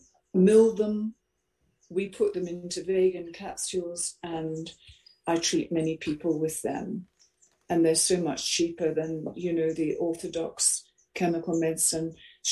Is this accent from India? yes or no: no; Rushmere St Andrew, East of England, United Kingdom; I was brought up in Suffolk, in Rushmere, St Andrew